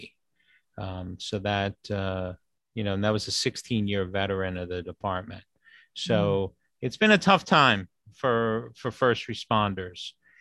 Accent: New York City, New York, United States; moved away; New York City, my hometown

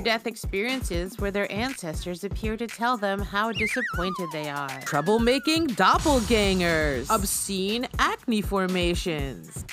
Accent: United States; I'm an American

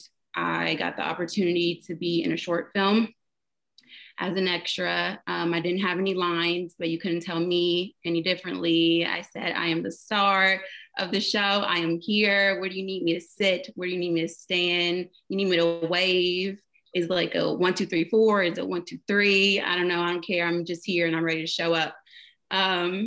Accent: Dayton, Ohio, United States; I was born and raised in Dayton, Ohio

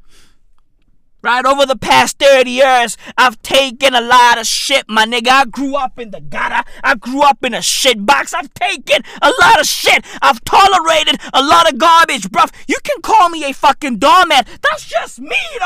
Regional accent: South Africa; I'm 30 years old. And I'm South African

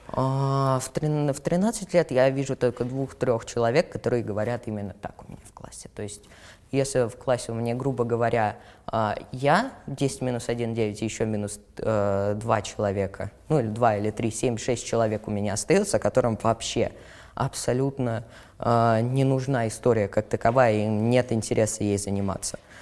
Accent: Moscow, Russia; мне 13 лет, я из Москвы и живу совершенно недалеко от э, места съемки

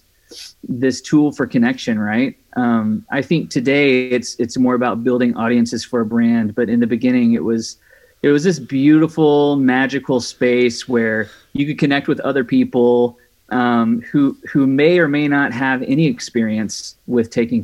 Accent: Mississippi, United States; also born or lived in Louisiana / Redding, California; now in Sacramento, United States; I am originally from Mississippi. Grew up in Mississippi, and then lived in Louisiana for about 5 years

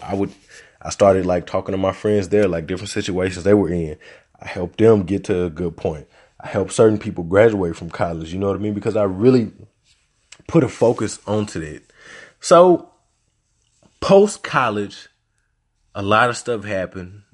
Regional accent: Little Rock, Arkansas, United States; also born or lived in Louisiana; I'm from Little Rock

